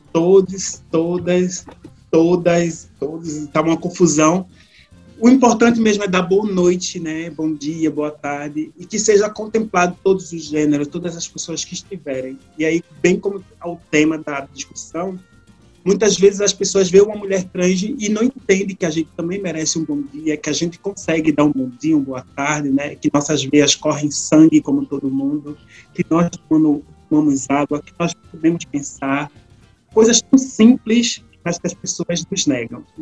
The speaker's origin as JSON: {"language": "Portuguese", "country": "Brazil", "moved": "yes", "lives_now": "Canada", "said": "eu saí em 2017 do Brasil, ou seja, é, em julho, 30 de julho do, do mês passado, eu fiz quatro anos vivendo aqui no Canadá"}